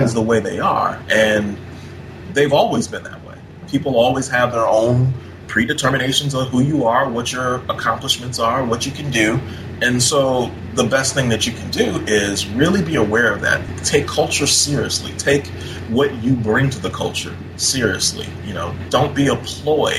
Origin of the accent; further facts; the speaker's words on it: Minnesota, United States; I grew up in Minnesota